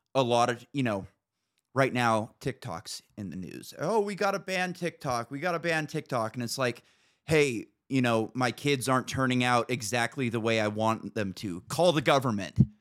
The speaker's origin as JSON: {"language": "English", "region": "Northern California", "country": "United States", "tie": "born or raised there", "moved": "as an adult", "lives_now": "Idaho, United States", "said": "I grew up in Northern California"}